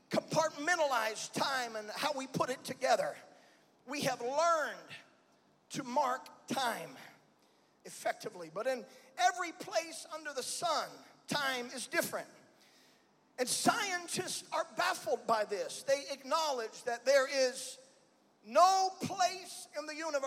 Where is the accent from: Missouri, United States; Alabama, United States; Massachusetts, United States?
Alabama, United States; Birmingham; I'm from Birmingham